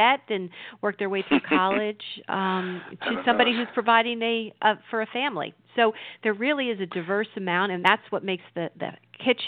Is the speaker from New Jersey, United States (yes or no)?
yes; New Jersey, United States; I've grown up in New Jersey other than a brief time of, you know, going to school outside the state